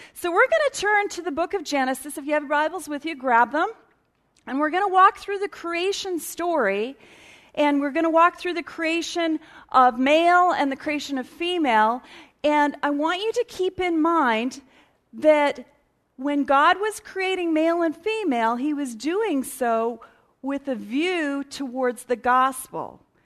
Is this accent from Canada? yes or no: yes; Edmonton, Alberta, Canada; Born and raised in Edmonton